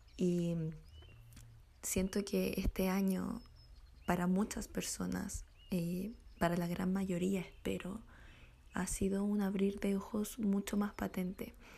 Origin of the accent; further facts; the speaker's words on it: Chile; para nosotros como chilenos